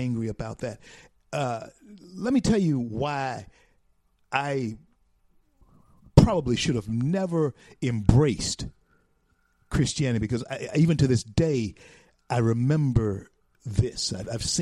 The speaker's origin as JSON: {"language": "English", "town": "Shreveport", "region": "Louisiana", "country": "United States", "tie": "born or raised there", "said": "my hometown"}